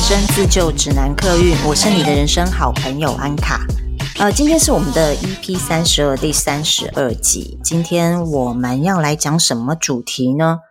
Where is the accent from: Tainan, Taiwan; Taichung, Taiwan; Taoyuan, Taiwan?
Tainan, Taiwan; rural; 在国小之前我是在台南的乡下长大的，台南的乡下